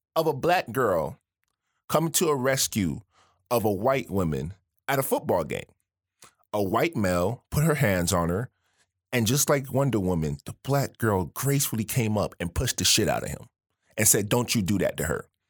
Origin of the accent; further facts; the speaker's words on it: Miami, Florida, United States; moved away; coming from Miami.